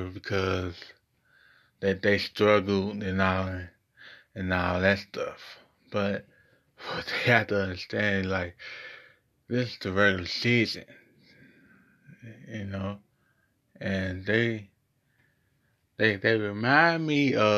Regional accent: Ohio, United States; my hometown, Ohio

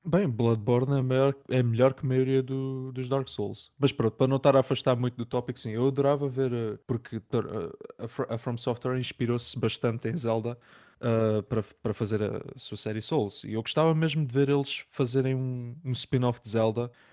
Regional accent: Algarve, Portugal; eu sou do Algarve

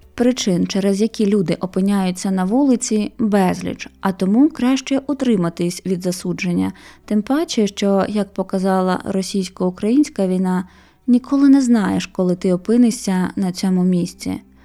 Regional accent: Mariupol, Donetsk Oblast, Ukraine; moved away as an adult; я з Маріуполя і що мій рідний дім залишився на окупованій території там.

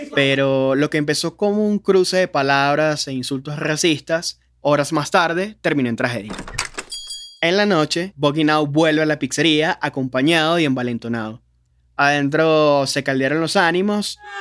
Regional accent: Venezuela; cómo somos los venezolanos

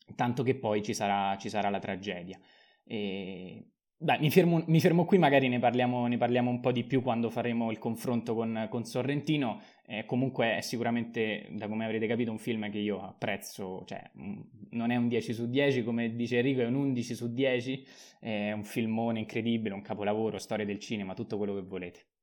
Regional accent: Rome, Lazio, Italy; da romano

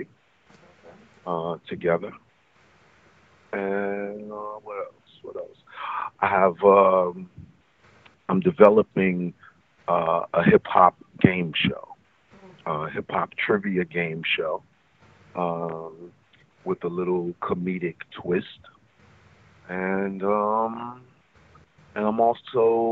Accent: New York City, New York, United States; I'm from the Bronx

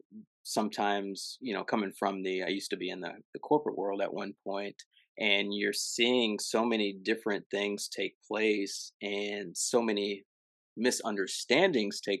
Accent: Illinois, United States; I'm from Illinois

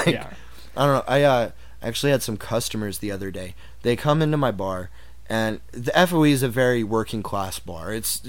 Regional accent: Dallas, Texas, United States; when I was growing up in Dallas

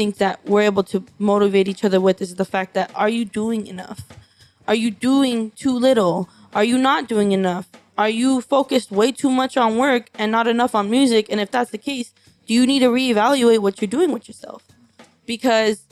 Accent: Los Angeles, California, United States; I'm from East LA. You know, I'm a second generation Mexican.

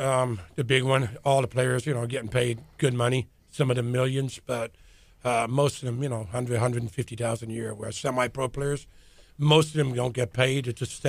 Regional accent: Dublin, Leinster, Ireland; now in Texas, United States; I am from Dublin, yeah.

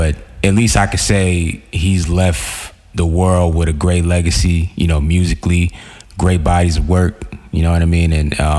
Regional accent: New York City, New York, United States; moved away; I'm from Queens, New York.

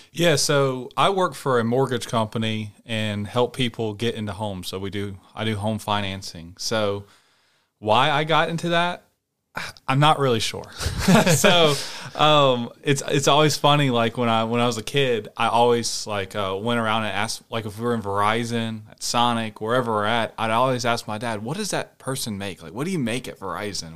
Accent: Rock Hill, South Carolina, United States; moved away; I'm from Rock Hill, which is a South Carolina

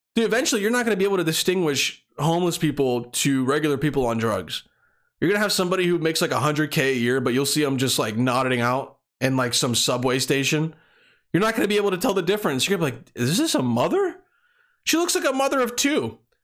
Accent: Bosnia & Herzegovina; moved away; where I was born or where I was, where I was growing up in Bosnia

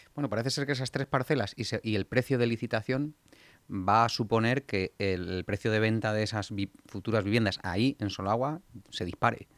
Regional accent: Getafe, Community of Madrid, Spain; Getafe importante. En mi pueblo

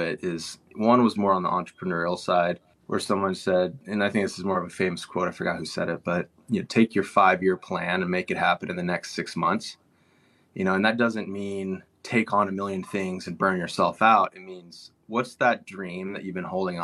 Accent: Dallas, Texas, United States; moved away; growing up in Dallas, Texas, it's a very commerce driven area, very materialistic

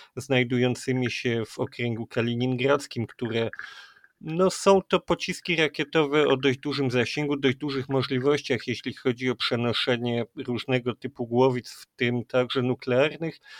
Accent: Kraków, Lesser Poland, Poland; My jesteśmy z Krakowa

